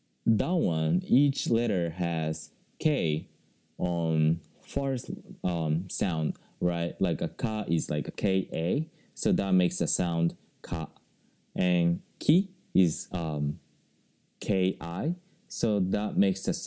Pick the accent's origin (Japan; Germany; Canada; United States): Japan; first language Japanese; English is a second language; I haven't studied Japanese like very seriously, right? Because that's my mother language